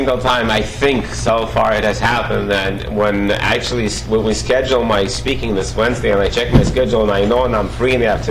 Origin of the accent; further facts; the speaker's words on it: Russia; now in United States; I was brought up back in Soviet Union